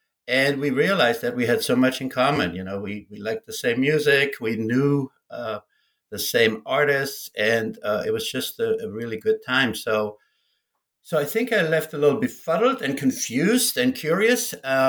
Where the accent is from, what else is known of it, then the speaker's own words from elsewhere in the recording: Germany; I grew up in West Germany, and frankly, I knew very little about East Germany.